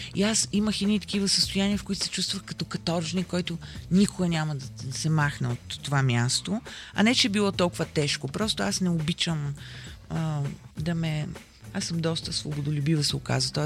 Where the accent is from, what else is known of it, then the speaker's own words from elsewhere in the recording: Sofia, Sofia City, Bulgaria; аз съм родена в центъра на София, живея в центъра на София